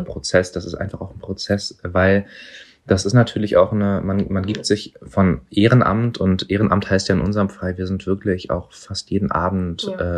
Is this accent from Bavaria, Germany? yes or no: no; Berlin, Germany; ich bin hier in Neukölln geboren und aufgewachsen.